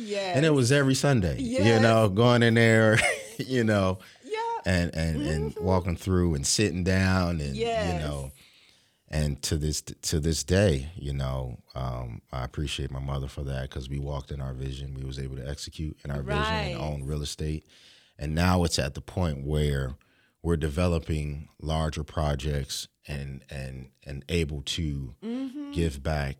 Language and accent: English; Philadelphia, Pennsylvania, United States; I'm from Philadelphia.